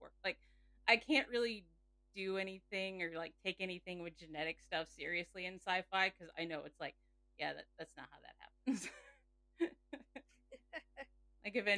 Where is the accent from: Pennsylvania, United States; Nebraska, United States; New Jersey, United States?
Nebraska, United States; I am from Nebraska